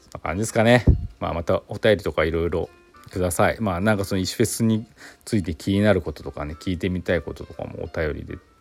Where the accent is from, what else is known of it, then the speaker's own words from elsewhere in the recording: Chita Peninsula, Aichi, Japan; now in Gifu, Japan; 私愛知県出身なんでね愛知県知多半島出身なんで